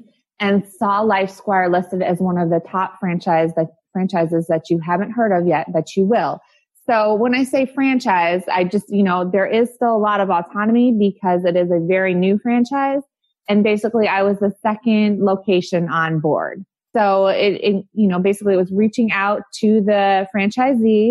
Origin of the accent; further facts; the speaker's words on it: Kalamazoo, Michigan, United States; moved away as an adult; now in Bradenton, United States; I am originally from Michigan. I grew up in the Kalamazoo area, went to high school there